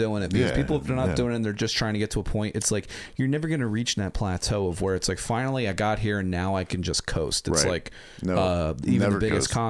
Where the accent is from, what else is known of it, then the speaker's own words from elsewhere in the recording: Edgewater Park, New Jersey, United States; So I grew up in Edgewater Park. It's in Burlington County. It's right across the river.